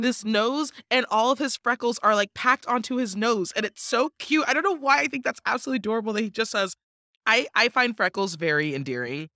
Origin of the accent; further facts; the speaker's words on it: Washington, United States; born and raised in Washington State